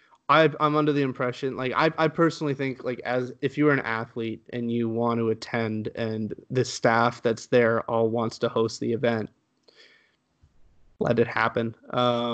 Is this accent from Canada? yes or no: yes; Canada; also born or lived in Halifax, Nova Scotia; I was born in Canada. My parents moved to Canada from Spain